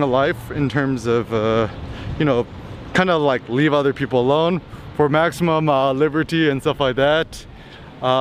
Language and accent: English; United States; Growing up in America